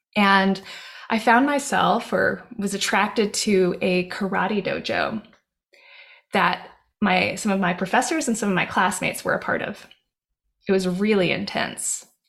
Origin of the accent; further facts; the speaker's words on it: Hawaii, United States; moved away; I grew up in Hawaii. And I grew up in the jungle.